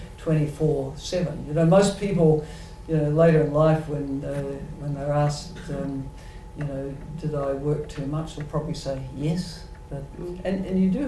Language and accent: English; New Zealand; speaking as a New Zealander